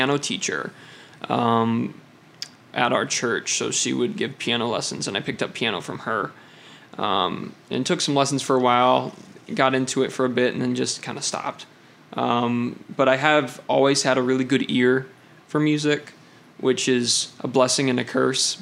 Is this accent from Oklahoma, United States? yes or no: no; Hastings, Michigan, United States; moved away; because my dad is a minister, I have moved around quite a bit. Not as, you know, probably about as much as most people, but I grew up in Hastings, Michigan